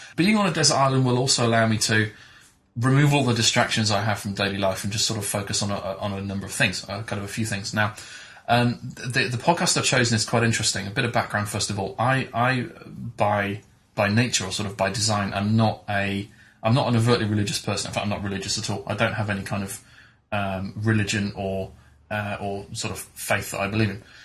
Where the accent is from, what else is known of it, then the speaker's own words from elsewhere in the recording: England, United Kingdom; as an English school kid, I did the usual things of French and German